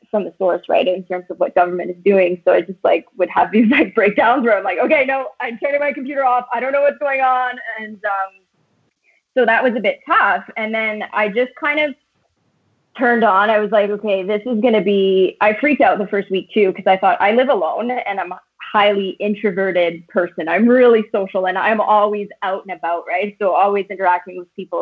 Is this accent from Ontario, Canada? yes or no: yes; Timmins, Ontario, Canada; moved away as an adult; also born or lived in Ottawa / west coast of Canada; I was born and raised in Timmins, but I left Timmins when I was 19.